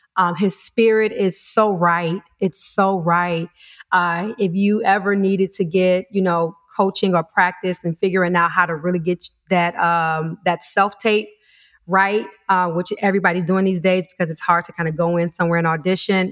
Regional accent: Detroit, Michigan, United States; moved away; Originally from Detroit, Michigan

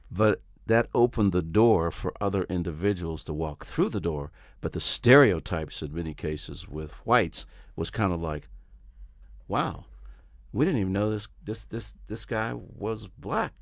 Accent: Pittsburgh, Pennsylvania, United States; also born or lived in Houston, Texas; now in Los Angeles, United States; I grew up in Pittsburgh, Pennsylvania

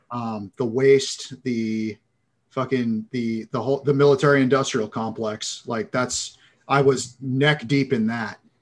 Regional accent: Massachusetts, United States; moved away as an adult; also born or lived in San Diego; I'm, I'm originally from Massachusetts

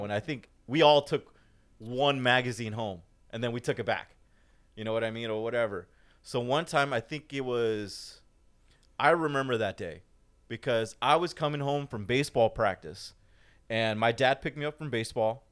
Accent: Fullerton, California, United States; I grew up in Fullerton. Most of my life, Fullerton

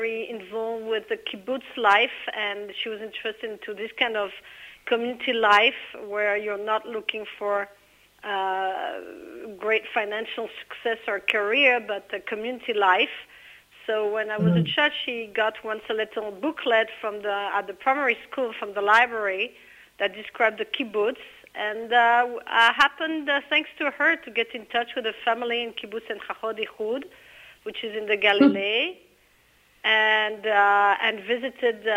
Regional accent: France; now in Israel; I was raised in France

